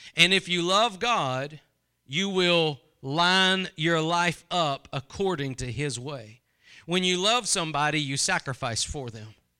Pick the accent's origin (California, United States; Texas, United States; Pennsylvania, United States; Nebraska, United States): Texas, United States; I'm from Texas